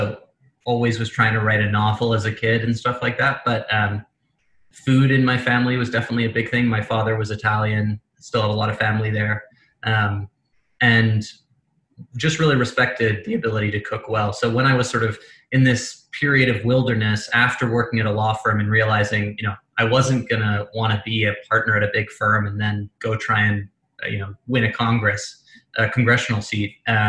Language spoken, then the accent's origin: English; England, United Kingdom; accent: American; moved away as an adult; now in United States; Despite my very American accent, I grew up in England, came to America when I was 18. My mother's American, so I always spoke an American accent at home.